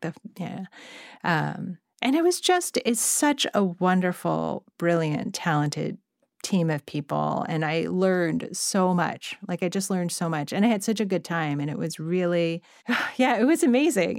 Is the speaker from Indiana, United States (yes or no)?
no; Monterey Park, California, United States; I grew up in Monterey Park